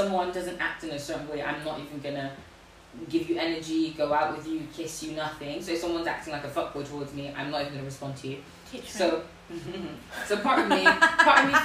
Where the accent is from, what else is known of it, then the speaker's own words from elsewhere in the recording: Nigeria; moved away; I grew up in Nigeria and I spent a lot of time in Nigeria